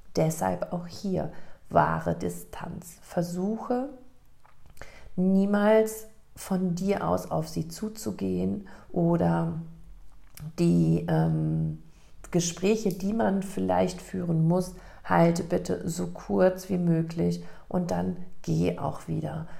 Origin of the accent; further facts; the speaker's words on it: Germany; in Lech, in meiner Heimatstadt